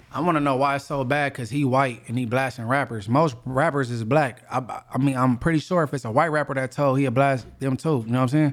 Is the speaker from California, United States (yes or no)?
yes; Inglewood, California, United States; I'm from Inglewood and I'm, I'm a known person from there